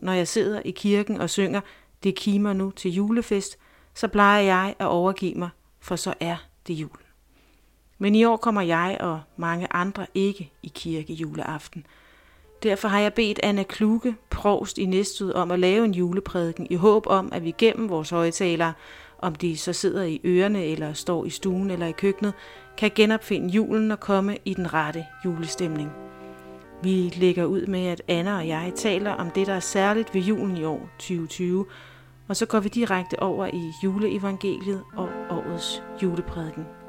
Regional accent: Næstved, Zealand, Denmark; Næstved, min barndomsby, som jeg nu som voksen er flyttet tilbage til

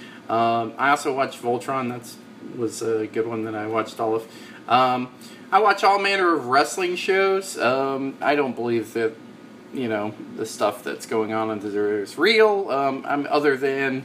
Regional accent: Tallahassee, Florida, United States; I grew up in Tallahassee

